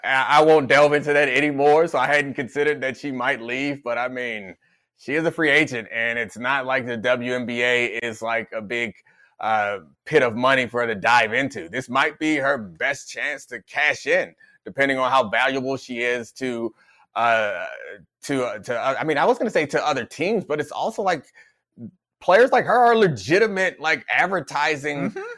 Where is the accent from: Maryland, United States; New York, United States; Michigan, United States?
Maryland, United States; Randallstown; my hometown, Randallstown, Maryland